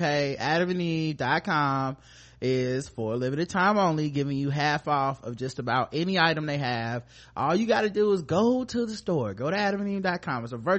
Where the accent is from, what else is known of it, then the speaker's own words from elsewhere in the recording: Charlotte, North Carolina, United States; we're from Charlotte